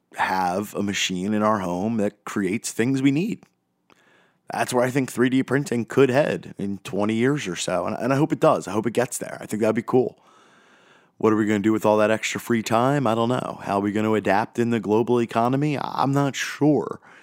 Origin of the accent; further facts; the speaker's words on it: United States; I'm speaking as an American